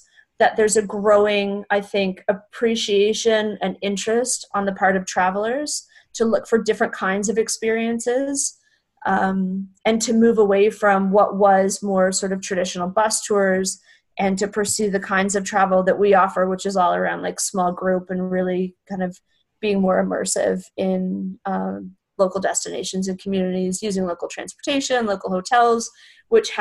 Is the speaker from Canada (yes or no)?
yes; Canada; moved away; I'm originally from Canada